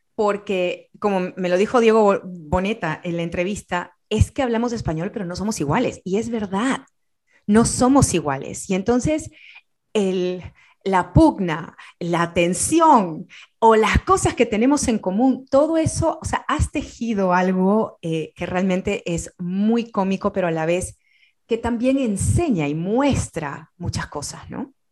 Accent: Peru; como peruana, muchas veces y como sudamericana

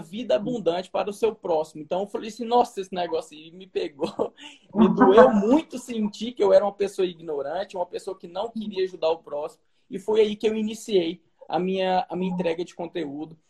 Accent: Brazil; also born or lived in Portugal; o meu país, onde eu nasci

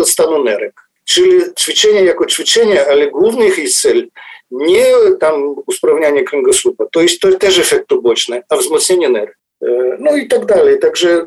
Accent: Cherkasy, Cherkasy Oblast, Ukraine; moved away as an adult; also born or lived in Drohobych, Ukraine / Kyiv, Ukraine; now in Warsaw, Poland; później dorastałem w Czerkasach, później studiowałem w Kijowie

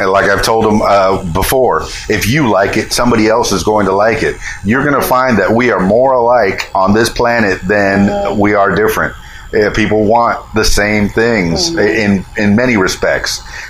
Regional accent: Florida, United States; I'm from the Florida Keys, and we had lots of nude beaches on there

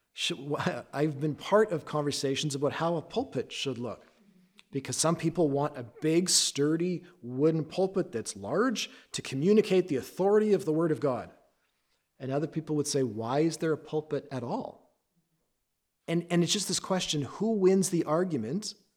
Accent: Canada; I am Canadian. My dad's side, my, on my dad's side, he was Dutch. On my mom's side, she was Scottish and English

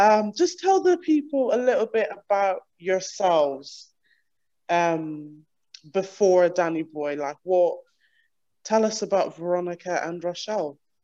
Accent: Ireland; moved away as an adult; now in United Kingdom; I'm from Ireland originally, and I moved here five years ago

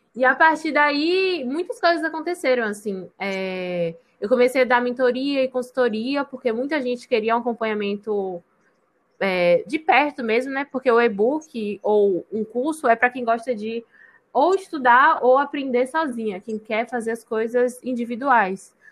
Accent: Salvador, Bahia, Brazil; also born or lived in Rio de Janeiro; moro em Salvador desde sempre, mas eu nasci no Rio de Janeiro. Mas em Maraqui, acho que com um ano, nunca sei. Meus pais, nem meus pais sabem. Então, Vamos, eu me considero baiana, porque tem tanto tempo que eu moro aqui

